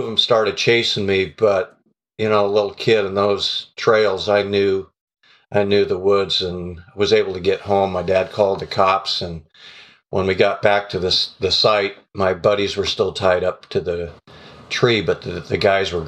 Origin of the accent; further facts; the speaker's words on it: Renton, Washington, United States; We grew up in the Renton Highlands, which is just south and east of Seattle